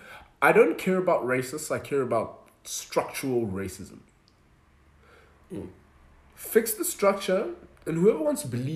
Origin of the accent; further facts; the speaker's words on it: Nelspruit, Mpumalanga, South Africa; I grew up in Nelspruit